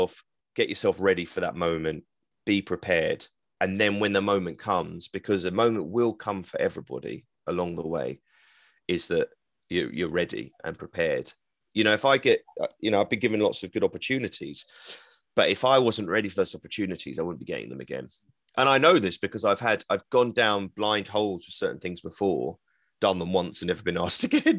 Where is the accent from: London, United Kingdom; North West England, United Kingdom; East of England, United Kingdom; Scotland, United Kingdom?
London, United Kingdom; accent: East London; I'm from East London. I could get really thick with the East London accent